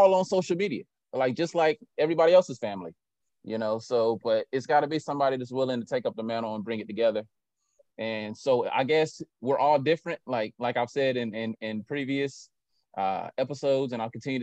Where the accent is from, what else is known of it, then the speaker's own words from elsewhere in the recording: Winston-Salem, North Carolina, United States; I grew up in Detroit Fort in Winston, and I don't have any first cousins.